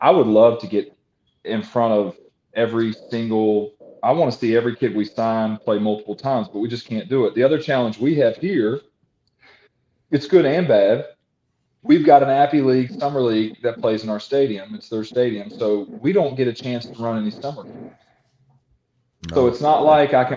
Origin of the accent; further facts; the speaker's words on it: Christiansburg, Virginia, United States; I'm from Christiansburg, Virginia Tech area. I've coached in this region my entire life.